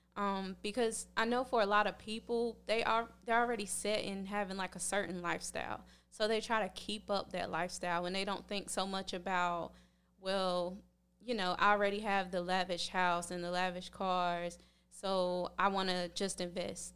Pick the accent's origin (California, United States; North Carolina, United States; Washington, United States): North Carolina, United States; Red Springs; moved away as an adult; now in Tampa, United States; I'm working on opening my own gym in my hometown in Red Springs, North Carolina